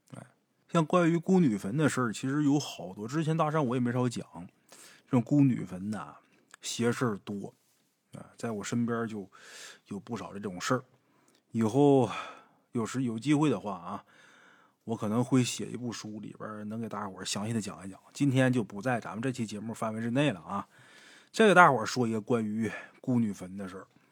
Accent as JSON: {"language": "Chinese", "town": "Haicheng", "region": "Liaoning", "country": "China", "tie": "born or raised there", "said": "像我老家海城这地方就是这样的，你像靠东一点儿，像马蜂这边儿，那都是山"}